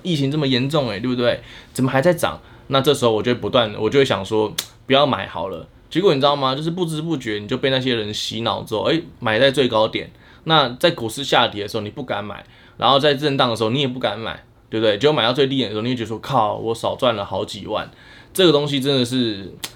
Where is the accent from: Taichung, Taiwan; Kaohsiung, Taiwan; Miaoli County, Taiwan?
Miaoli County, Taiwan; moved away as an adult; now in Taipei, Taiwan; 我在台北的时间，说真的已经超越我在苗栗的时间，但是确实我在苗栗长大的